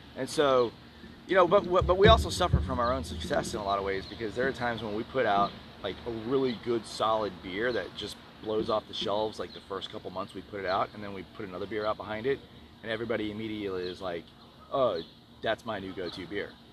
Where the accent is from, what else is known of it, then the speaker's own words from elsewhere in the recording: Northeast, United States; now in Houston, United States; I'm from the Northeast